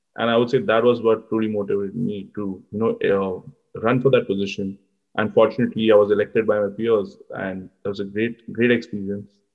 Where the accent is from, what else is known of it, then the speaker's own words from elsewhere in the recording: Mumbai, Maharashtra, India; moved away as an adult; now in Charlottesville, United States; I come from Mumbai in India